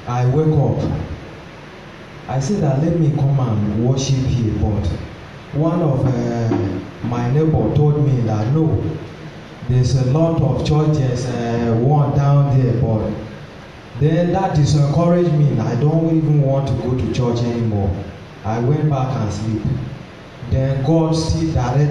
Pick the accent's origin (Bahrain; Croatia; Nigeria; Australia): Nigeria; Benue; I'm from Benue State of Nigeria